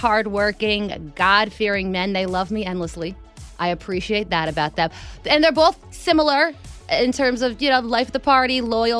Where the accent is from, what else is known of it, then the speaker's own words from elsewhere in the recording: New Jersey, United States; I'm from New Jersey.